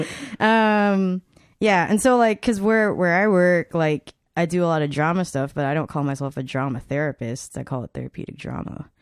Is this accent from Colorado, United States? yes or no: no; Atlanta, Georgia, United States; also born or lived in Chicago, Illinois; now in Texas, United States; I moved to Atlanta